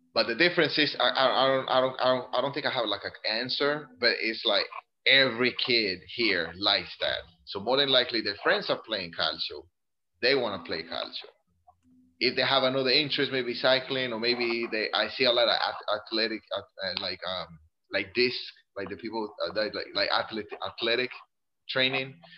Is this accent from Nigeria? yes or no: no; Colombia; also born or lived in Greenville, South Carolina; now in Italy; I grew up in Colombia